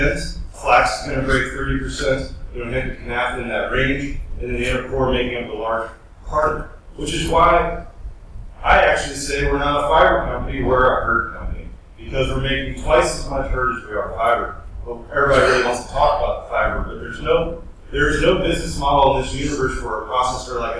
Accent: Kentucky, United States; I'm from Kentucky

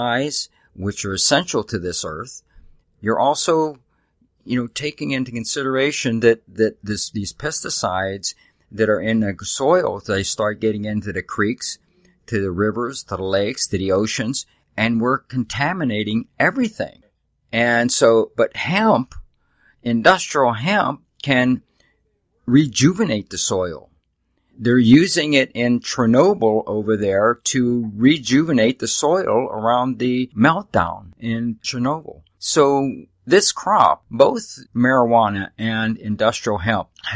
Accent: Pittsburgh, Pennsylvania, United States; moved away; I came from Pittsburgh, Pennsylvania. I grew up there with the steel industry

